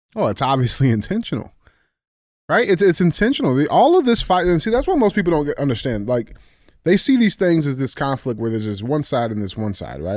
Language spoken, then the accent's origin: English; United States; as an American citizen